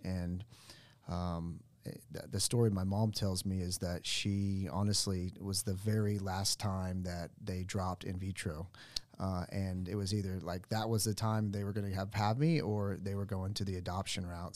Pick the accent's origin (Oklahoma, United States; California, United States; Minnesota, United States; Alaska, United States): Oklahoma, United States; Sand Springs; I grew up in Sand Springs.